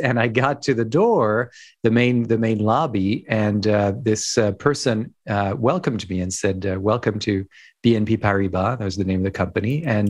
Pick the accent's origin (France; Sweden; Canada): France; also born or lived in Hong Kong; Who I am, I grew up in France, actually. My father's French, my mother's American, with some roots in Ireland and other places.